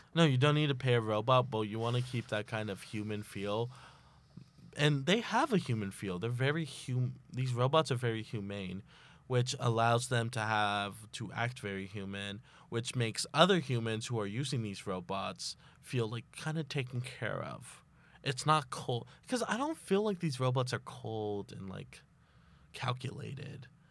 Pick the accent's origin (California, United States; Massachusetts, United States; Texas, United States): Texas, United States; I'm from Texas